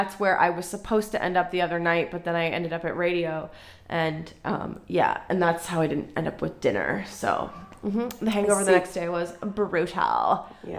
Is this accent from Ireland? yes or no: yes; Ireland; now in Israel; I'm Irish. I like a stiff drink.